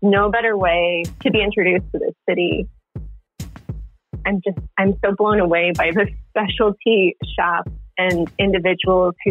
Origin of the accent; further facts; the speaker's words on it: New Hampshire, United States; also born or lived in Chicago; now in Portland, United States; I grew up in New Hampshire